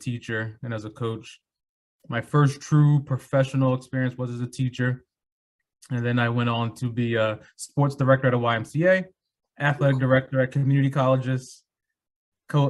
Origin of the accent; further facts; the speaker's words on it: Philadelphia, Pennsylvania, United States; I grew up in North Philadelphia